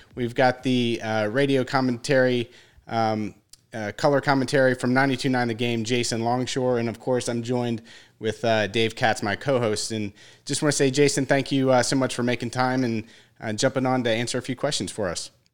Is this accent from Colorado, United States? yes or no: no; Roswell, Georgia, United States; I grew up in Roswell